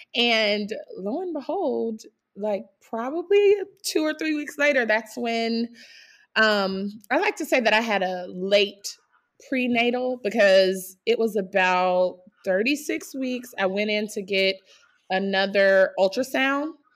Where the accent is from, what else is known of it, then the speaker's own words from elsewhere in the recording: South Carolina, United States; now in Fishers, United States; I'm from South Carolina. My husband and I both are, but we live in Fishers, Indiana.